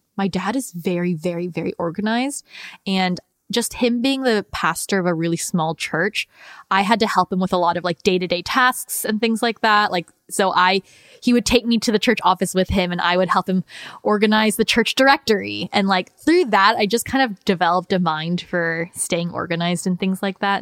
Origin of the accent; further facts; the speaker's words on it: United States; how I grew up in the United States and them being immigrants